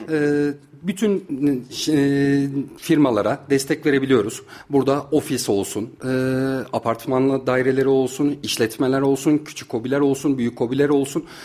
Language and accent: Turkish; Kayseri Province, Turkey; İlk, orta, lise, üniversite öğrenimimi Kayseri'de e, tamamladım. Kayseri'de doğdum. Kayseri'de büyüdüm.